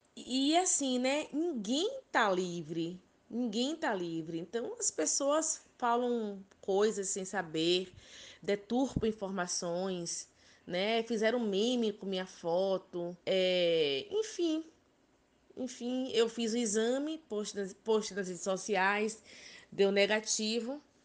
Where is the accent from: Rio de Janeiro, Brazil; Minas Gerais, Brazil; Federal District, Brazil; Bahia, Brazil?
Bahia, Brazil; Ilhéus; Sou natural de Ilhéus, Bahia, Brasil.